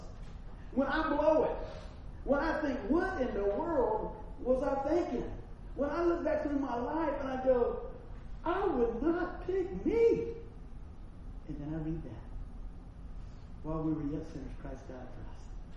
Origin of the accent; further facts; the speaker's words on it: Buffalo, New York, United States; accent: Buffalo; Still sound like I was from Buffalo